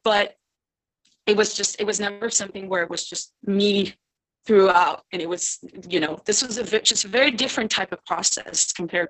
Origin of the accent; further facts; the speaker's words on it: Romandy, Switzerland; first language French; English is a second language; moved away as an adult; also born or lived in United States; now in Paris, France; I grew up in Switzerland, but I live in France right now, and I lived in the States